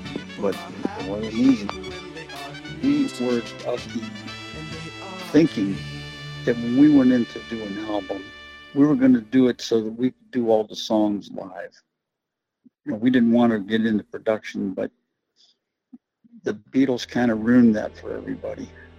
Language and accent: English; Ohio, United States; You know, he's from the West Coast. We're from Ohio.